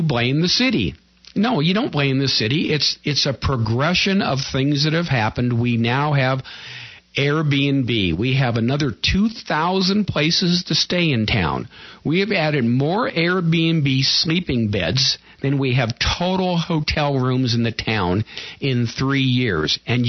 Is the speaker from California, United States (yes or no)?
yes; Pasadena, California, United States; also born or lived in Altadena; A prime example, I came from Pasadena, Altadena, and we had a city council.